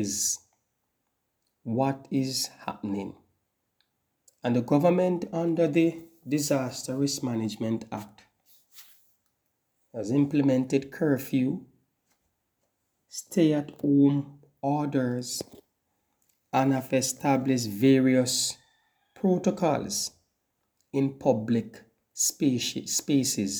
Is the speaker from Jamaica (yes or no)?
yes; Jamaica; as a Jamaican